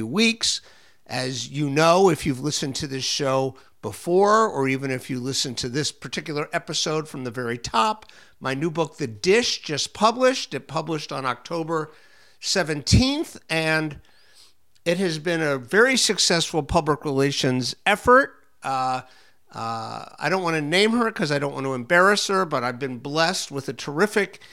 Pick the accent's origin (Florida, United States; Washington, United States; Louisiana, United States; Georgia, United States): Florida, United States; Miami; my hometown of Miami